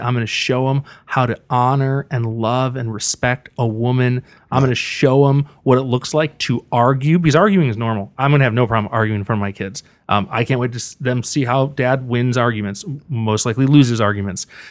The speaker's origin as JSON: {"language": "English", "town": "Buffalo", "region": "New York", "country": "United States", "tie": "born or raised there", "also_born_or_lived": "Missouri", "moved": "as an adult", "lives_now": "Riverside, United States", "said": "I grew up with a single mom in Buffalo, New York."}